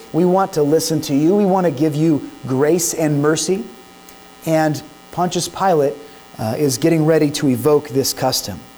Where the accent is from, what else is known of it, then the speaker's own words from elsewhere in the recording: United States; as American citizens